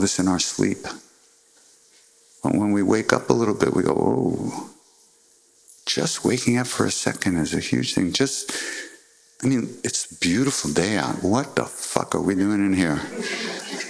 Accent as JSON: {"language": "English", "town": "New York City", "region": "New York", "country": "United States", "tie": "born or raised there", "also_born_or_lived": "Long Island", "said": "I was born in Manhattan"}